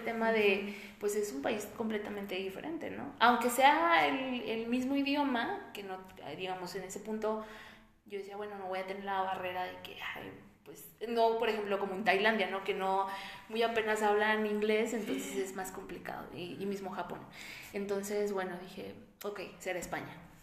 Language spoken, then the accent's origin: Spanish; Monterrey, Nuevo León, Mexico; yo soy de Monterrey